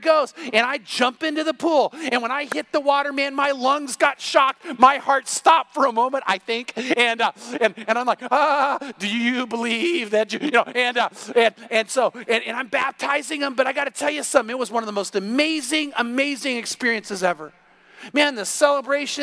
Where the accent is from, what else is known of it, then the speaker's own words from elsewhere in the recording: California, United States; moved away; I'm from California